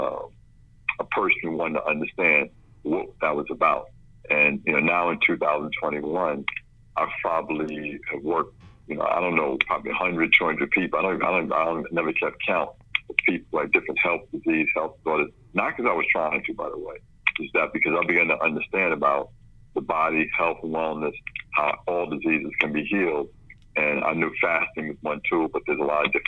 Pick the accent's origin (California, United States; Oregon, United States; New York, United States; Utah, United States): New York, United States; New York City; also born or lived in Brooklyn; I grew up in the South Bronx, born in Brooklyn